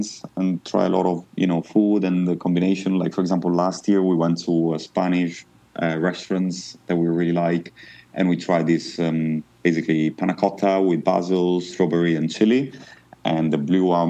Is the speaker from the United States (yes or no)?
no; Modena, Emilia-Romagna, Italy; accent: thick Italian accent; English is a second language; moved away as an adult; now in London, United Kingdom; I come from Modena, which is the city where all the balsamic vinegar come from.